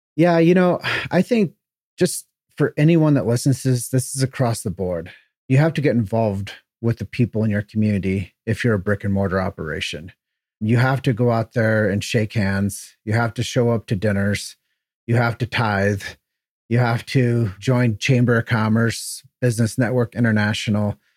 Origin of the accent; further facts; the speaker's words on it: Davenport, Iowa, United States; moved away as an adult; also born or lived in Chicago; Grew up in Davenport, Iowa. Uh, it's where I was, thirty years of my life was spent